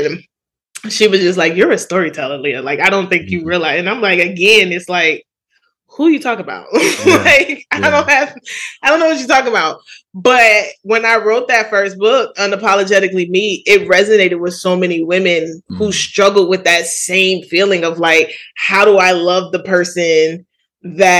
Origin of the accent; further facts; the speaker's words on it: New York City, New York, United States; I grew up in Jamaica, Queens